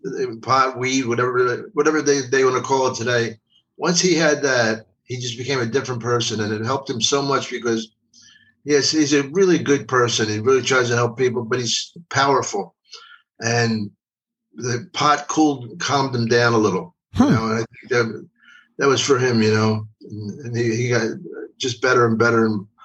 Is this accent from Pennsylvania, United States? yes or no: yes; Philadelphia, Pennsylvania, United States; I'm from Philly. It's right across the river.